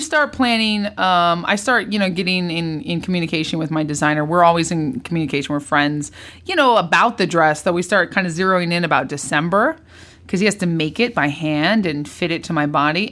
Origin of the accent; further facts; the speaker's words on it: California, United States; moved away as an adult; also born or lived in Orange County / Napa Valley / Santa Barbara / Los Angeles; I'm a New Yorker, but I was born and raised in in California.